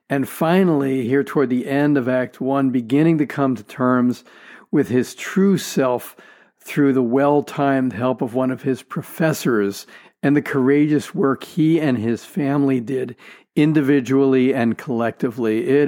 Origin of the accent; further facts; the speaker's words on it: Tucson, Arizona, United States; moved away as an adult; now in Seattle, United States; Well, I grew up in Tucson, Arizona.